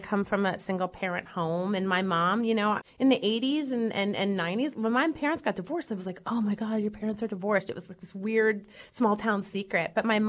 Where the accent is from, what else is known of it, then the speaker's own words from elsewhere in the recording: York, Pennsylvania, United States; York, Pennsylvania.